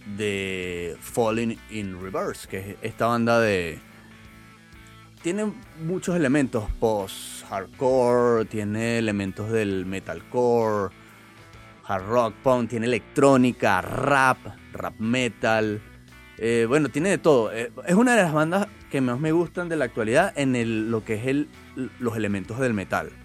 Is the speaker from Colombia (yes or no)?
no; Venezuela; están en mi país